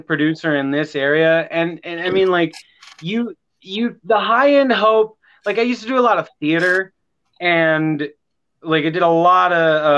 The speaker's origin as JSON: {"language": "English", "town": "Grants Pass", "region": "Oregon", "country": "United States", "said": "I'm from Southern Oregon, a little town called Grants Pass."}